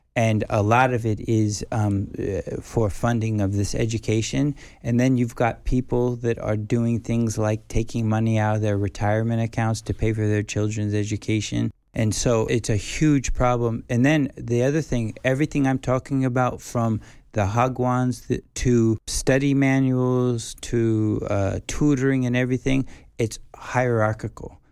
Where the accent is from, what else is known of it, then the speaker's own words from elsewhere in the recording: United States; moved away as an adult; now in South Korea; being, you know, a foreigner, being a white person, being an American